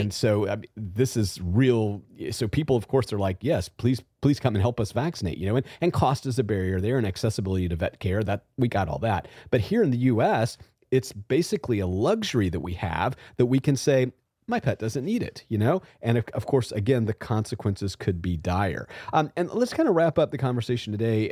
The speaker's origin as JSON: {"language": "English", "region": "Southwest Georgia", "country": "United States", "tie": "born or raised there", "moved": "yes", "said": "I came from Southwest Georgia as a child"}